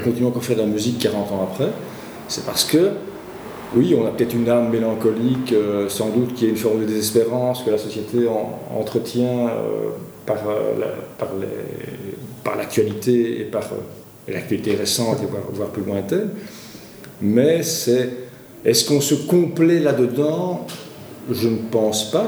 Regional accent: Walloon Brabant, Wallonia, Belgium; also born or lived in Brussels; je suis bruxellois euh, d'origine, c'est vrai que mon vécu, en tout cas, c'est plus le vécu d'un petit bourgeois du Brabant wallon, puisqu'en fait, mm-hmm. mes parents se sont, expatriés en, périphérie

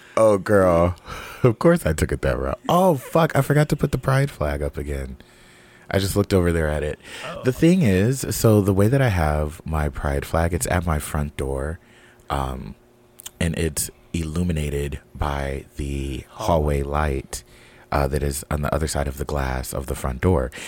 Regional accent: West Coast, United States; I'm from the West Coast

